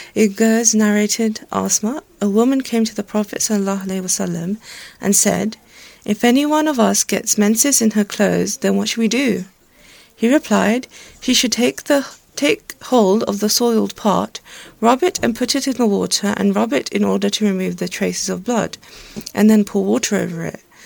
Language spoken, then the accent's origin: English; Pakistan; I'm Pakistani